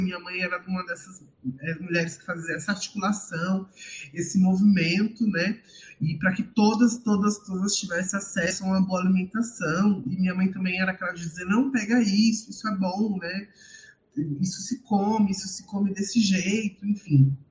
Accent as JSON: {"language": "Portuguese", "region": "São Paulo", "country": "Brazil", "tie": "born or raised there", "said": "eu saí da Zona Sul, mas a Zona Sul não sai de mim"}